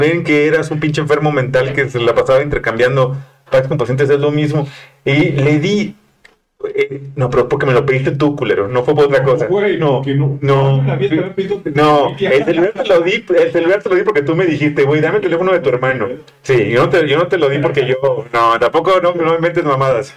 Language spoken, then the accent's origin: Spanish; Mexico City, Mexico; yo soy chilango